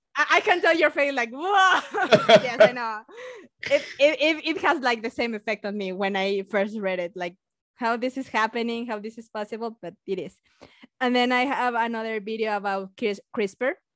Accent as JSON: {"language": "English", "country": "Mexico", "accent": "Mexican", "second_language": "English", "said": "my beautiful accent is Mexican one"}